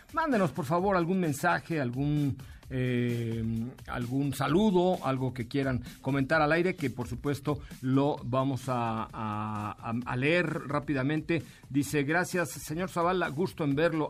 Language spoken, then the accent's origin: Spanish; Yucatán, Mexico; yo soy yucateco